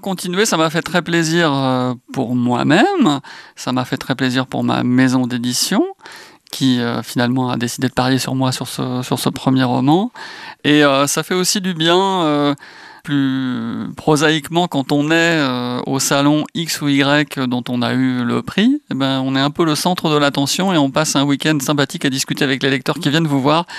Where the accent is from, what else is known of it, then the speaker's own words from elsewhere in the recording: Brittany, France; en tant que breton